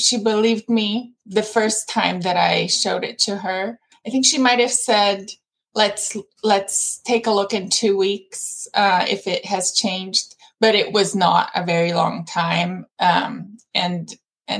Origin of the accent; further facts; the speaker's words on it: Brazil; moved away as an adult; now in United States; So I'm originally from Brazil. I have been living in the U.S. for about half my life. I came for college and have stayed.